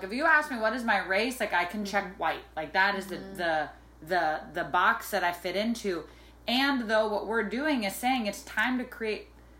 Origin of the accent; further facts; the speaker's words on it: Saudi Arabia; there's also this whole environmental part of me that I tell people all the time is that I grew up in Saudi Arabia.